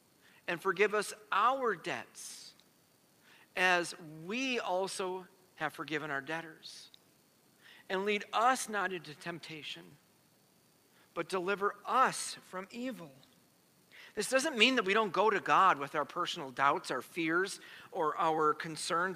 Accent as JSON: {"language": "English", "country": "United States", "said": "As American Christians"}